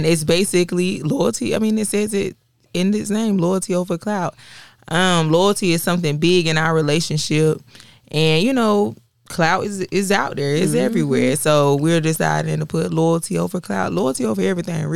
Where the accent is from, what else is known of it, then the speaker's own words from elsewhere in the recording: Florence, South Carolina, United States; as a black person growing up in Florence, South Carolina.